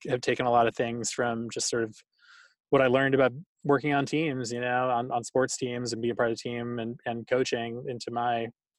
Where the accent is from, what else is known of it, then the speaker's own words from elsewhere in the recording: Boston, Massachusetts, United States; I grew up in Boston.